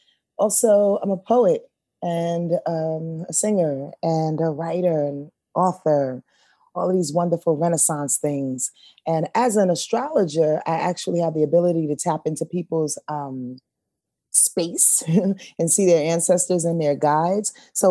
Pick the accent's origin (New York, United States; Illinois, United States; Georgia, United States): New York, United States; Yonkers; I'm from Yonkers, New York. I was born 7770.